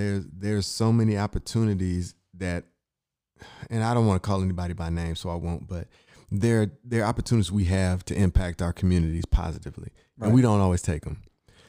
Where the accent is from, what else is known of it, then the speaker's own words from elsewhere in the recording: Inkster, Michigan, United States; I'm from Michigan, right outside Detroit, Inkster.